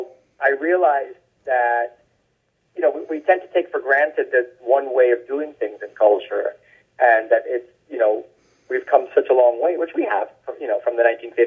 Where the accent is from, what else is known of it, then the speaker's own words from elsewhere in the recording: Bangkok, Thailand; born there; And then I was born in Bangkok because of that.